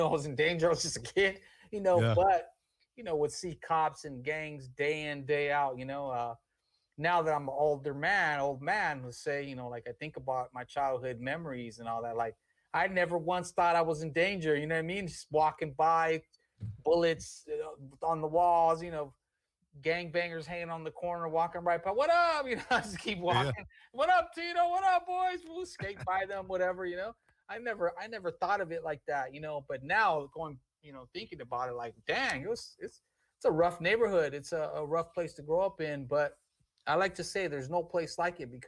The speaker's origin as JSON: {"language": "English", "town": "Long Beach", "region": "California", "country": "United States", "tie": "born or raised there", "said": "Born and raised in Long Beach. Grew up on 15th Street pretty much my whole life"}